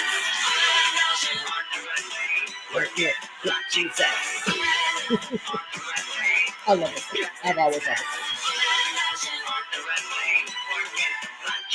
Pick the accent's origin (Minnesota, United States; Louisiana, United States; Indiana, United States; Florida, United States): Louisiana, United States; New Orleans; moved away; we came from New Orleans